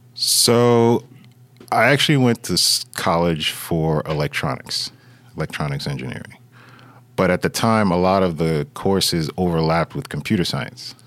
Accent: New York City, New York, United States; now in Fort Lee, United States; I was born and raised in Brooklyn, but I got out of there and I moved over to Fort Lee, New Jersey.

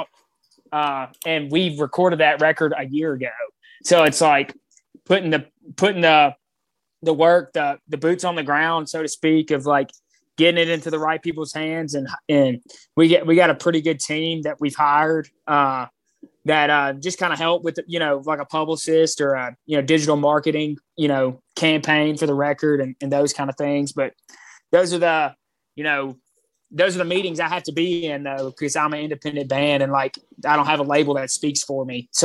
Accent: Mobile, Alabama, United States; moved away as an adult; I grew up in Mobile

